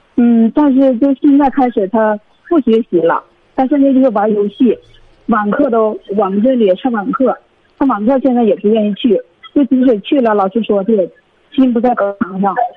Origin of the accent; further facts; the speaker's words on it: Heilongjiang, China; 我是黑龙江的听众